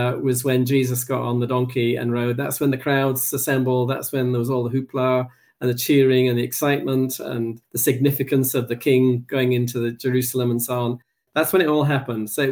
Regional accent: England, United Kingdom; now in Edinburgh, United Kingdom; And living in Scotland, and for a long, long time, I support Scotland. But I am English

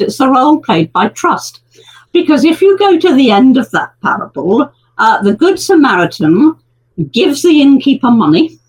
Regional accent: United Kingdom; we're very British

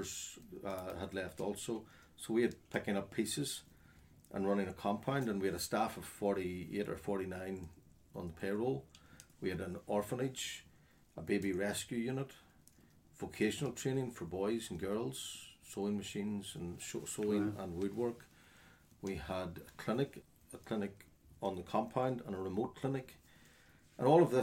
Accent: Northern Ireland, United Kingdom; also born or lived in Jamaica

